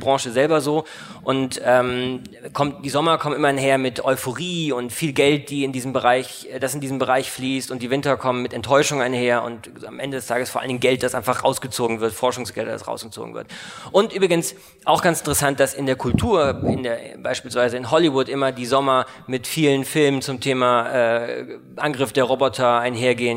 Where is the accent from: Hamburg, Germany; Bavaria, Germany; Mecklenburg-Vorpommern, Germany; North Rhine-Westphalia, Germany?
Bavaria, Germany; Munich; also born or lived in Koblenz; ich bin 1984 geboren, äh, in München Abitur gemacht